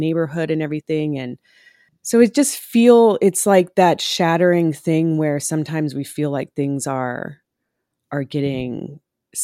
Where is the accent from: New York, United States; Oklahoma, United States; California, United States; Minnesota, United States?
Oklahoma, United States; moved away; I was born in Oklahoma